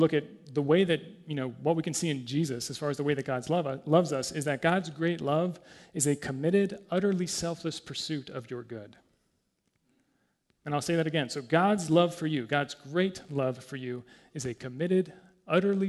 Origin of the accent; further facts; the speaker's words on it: United States; I'm American